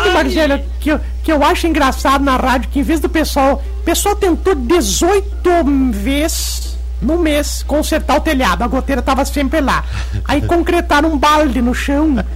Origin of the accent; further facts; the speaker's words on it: Erebango, Rio Grande do Sul, Brazil; Quando eu era jovem, lá em Erebango, jovem, nós demos gasolina pra um gato bebê lá em casa.